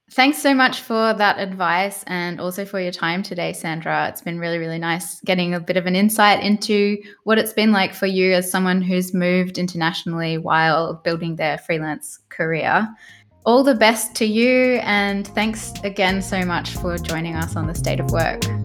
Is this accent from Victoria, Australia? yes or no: yes; Melbourne, Victoria, Australia; now in Berlin, Germany; I'm actually from Melbourne originally